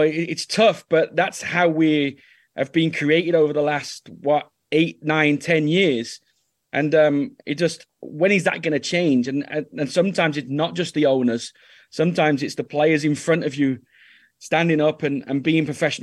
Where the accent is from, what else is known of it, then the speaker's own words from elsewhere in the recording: England, United Kingdom; moved away as an adult; also born or lived in Norway; now in Dallas, United States; as an English boy